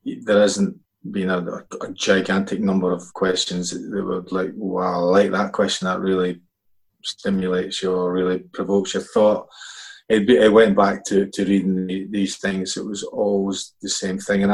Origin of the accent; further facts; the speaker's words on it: Scotland, United Kingdom; we grew up in Scotland, you were allowed to have an English side as well.